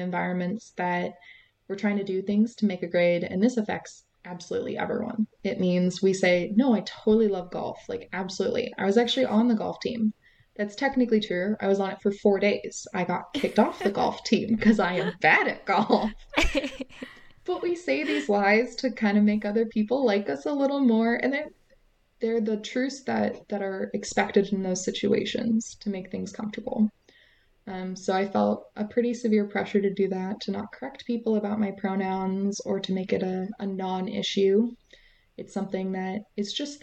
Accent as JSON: {"language": "English", "region": "West Coast", "country": "United States", "said": "I'm from the West Coast"}